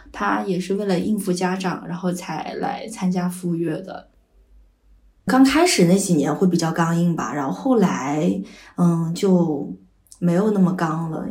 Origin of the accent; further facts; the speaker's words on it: Nanchang, Jiangxi, China; moved away as an adult; now in Nanjing, China; 我老家是在江西南昌，是比较传统的家庭